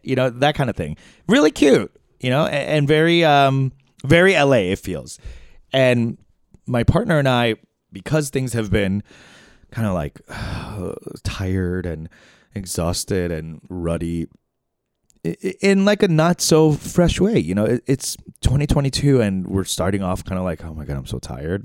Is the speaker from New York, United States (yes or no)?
yes; New York, United States; also born or lived in Chicago / San Francisco; now in Los Angeles, United States; I was born in New York, spent time in Chicago, San Francisco, now here in L A.